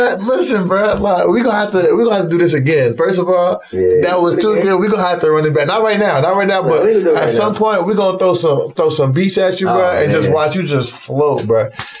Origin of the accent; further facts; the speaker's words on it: Greensboro, North Carolina, United States; also born or lived in Durham, North Carolina; because I'm not from Raleigh. I'm from Greensboro, you know what I'm saying? But I went to school in Durham.